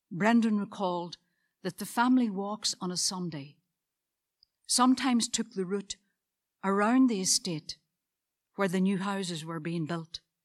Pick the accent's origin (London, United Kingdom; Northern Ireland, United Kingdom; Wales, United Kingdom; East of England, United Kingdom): Northern Ireland, United Kingdom; Moneymore; a council house on a brand new estate in my hometown of Moneymore.